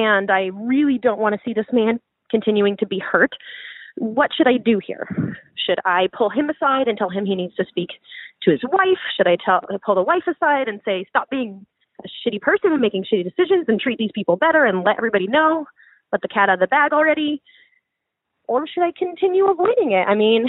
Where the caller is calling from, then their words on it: Pacific Northwest, United States; I'm calling from the Pacific Northwest, and I'm a cis queer woman in her late 20s.